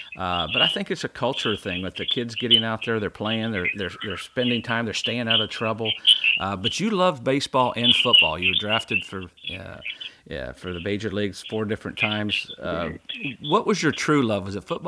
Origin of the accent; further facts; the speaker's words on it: Indiana, United States; now in Mississippi, United States; I grew up in Indiana, when I moved down here, it's been over 30 years